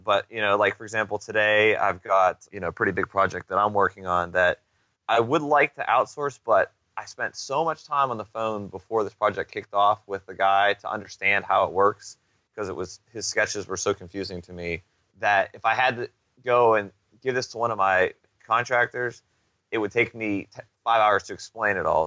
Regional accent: Pittsburgh, Pennsylvania, United States; moved away; I'm originally from Pittsburgh, and I went up there earlier this summer to just kind of see my parents

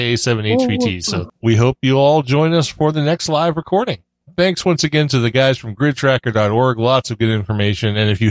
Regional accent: Laconia, New Hampshire, United States; born there; No, I said I was born in Laconia. I lived in Hampton.

